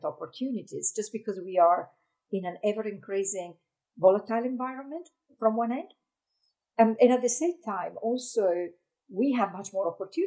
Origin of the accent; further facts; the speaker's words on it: Italy; moved away as an adult; I remember as a child, I was born in Italy, so I was looking at the mountains out of my window